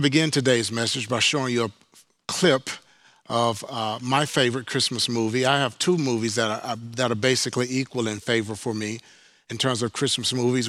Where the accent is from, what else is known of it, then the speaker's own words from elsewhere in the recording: Mississippi, United States; moved away; also born or lived in Houston; growing up in Mississippi